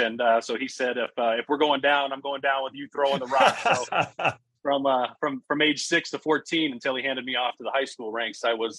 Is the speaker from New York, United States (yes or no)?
no; Las Vegas, Nevada, United States; moved away as an adult; also born or lived in Iowa (near Omaha); now in Iowa, United States; Yeah, I grew up right dead center in Las Vegas, Nevada. One of the rare breeds of being a native Las Vegan, as you know. not too many of those around these days. But I grew up in Las Vegas